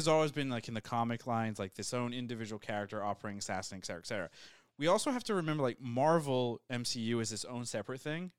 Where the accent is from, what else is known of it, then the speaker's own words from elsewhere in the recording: United States; I'm an American